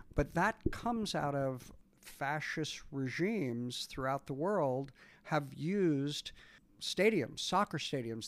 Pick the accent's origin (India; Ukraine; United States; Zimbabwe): United States; I'm also an American working in Canada a lot